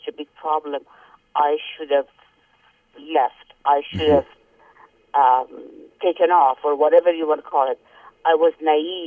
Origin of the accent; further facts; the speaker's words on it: Tehran, Tehran Province, Iran; English is a second language; moved away; I was coming from Tehran, and then I had been here in very big and advanced cities